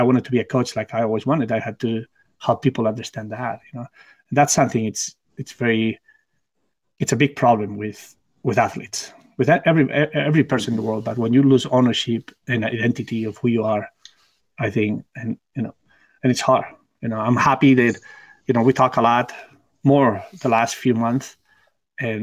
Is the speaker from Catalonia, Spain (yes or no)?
yes; Barcelona, Catalonia, Spain; English is a second language; moved away as an adult; also born or lived in United States; my hometown in Barcelona.